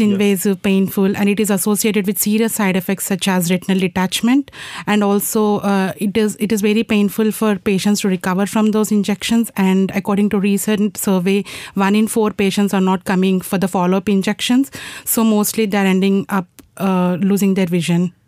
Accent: India; moved away; I'm from India and I'm in final year of my PhD

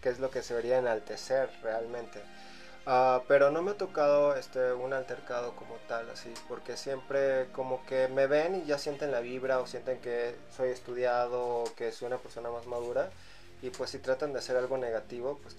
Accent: Venezuela; born there; nací en Venezuela, mi mamá es venezolana, mi papá es griego, por eso mi nombre que es … significa todos los santos o todo lo sagrado en griego. Podría llamarse que soy greco-latino, pero nunca he dicho que soy griego, digo, soy venezolano, ¿no?

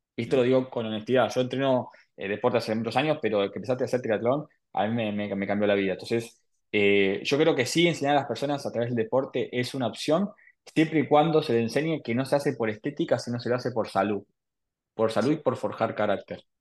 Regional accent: Buenos Aires, Argentina; Nací en Argentina, en Buenos Aires.

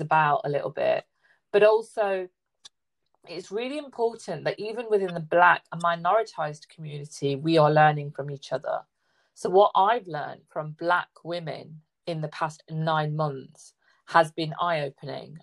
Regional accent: Leicester, East Midlands, United Kingdom; i'm in the midlands i'm east midlands i'm in leicester

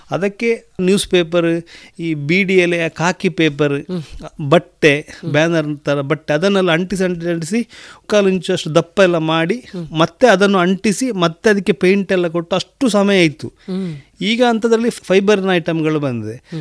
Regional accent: Sampya, Karnataka, India; also born or lived in Puttur; ನಾನು ಸಂಪೆದ ಊರಿನವು ಸಂಪೆ ಶಾಲೆಯಲ್ಲಿ ಸರ್ ಏಳನೇ ಕ್ಲಾಸ್ ಅಲ್ಲಿ ಕಲಿತು ನಂತರ ಫಿಲೋಮಿನದಲ್ಲಿ ನಂದು ವಿದ್ಯಾಭ್ಯಾಸ

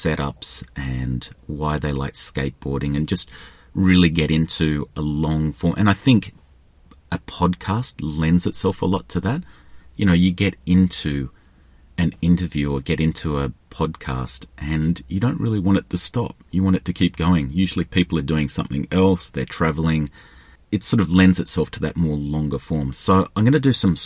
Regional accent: Australia; I'm Australian

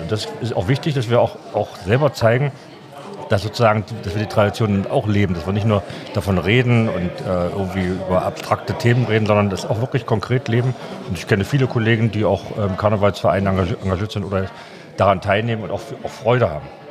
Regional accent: Magdeburg, Saxony-Anhalt, Germany; Ich bin ja aus Magdeburg ursprünglich mal aufgewachsen

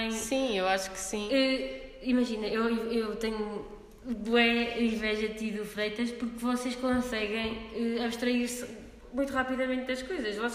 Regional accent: Gouveia, Guarda, Portugal; quando eu vim de Gouveia era só pessoas de Coimbra, não conhecia ninguém, né?

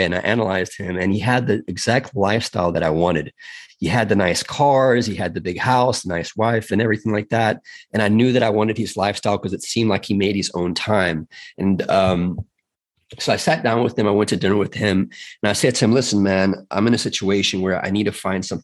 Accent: South Africa; now in United States; I'm from South Africa originally.

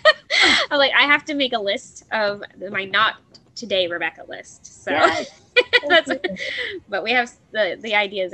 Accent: Canada; I'm used to that anyway as Canadian.

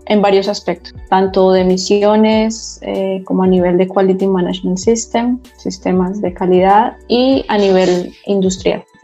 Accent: Bogotá, Colombia; moved away as an adult; now in Dubai, United Arab Emirates; Yo soy colombiana, yo soy nacida en Bogotá, eh, graduada de Ingeniería Industrial en una universidad en Colombia.

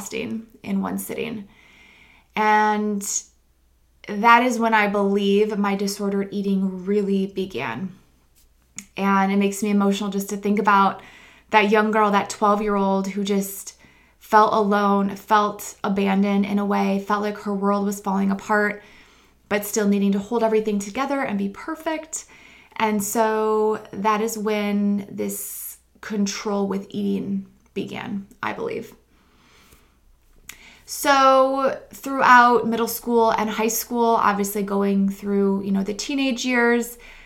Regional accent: Midwest, United States; I grew up in the Midwest, a very conservative part of the country

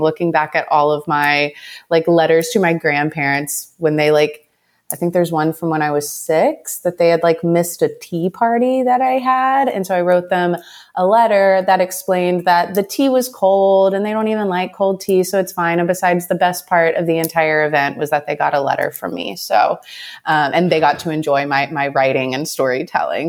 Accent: Southeast Texas, United States; now in Austin, United States; I come from a decently small town in, um, East Texas, Southeast Texas. Um, grew up really close to my family

